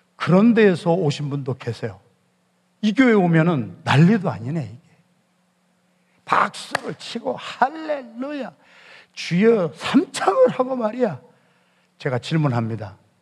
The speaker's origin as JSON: {"language": "Korean", "town": "Yesan", "region": "South Chungcheong", "country": "South Korea", "tie": "born or raised there", "said": "저는 충청남도 예산군 예산읍 신흥동 314번지에서 바람이 몹시 불던 밤에 태어난 충청도 진골인데"}